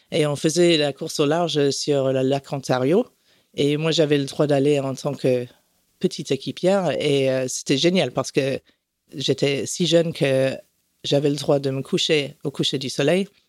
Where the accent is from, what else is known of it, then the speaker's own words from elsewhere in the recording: France; also born or lived in Canada / Puerto Rico; Non, j'ai grandi en France, au Canada, à Porto Rico.